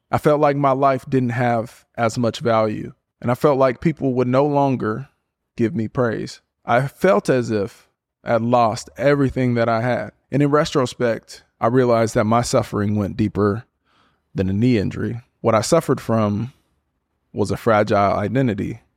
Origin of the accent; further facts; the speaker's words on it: Portland, Oregon, United States; moved away as an adult; also born or lived in Berkeley, California / Stanford, California / Houston, Texas / Miami, Florida; born and raised in Portland, Oregon.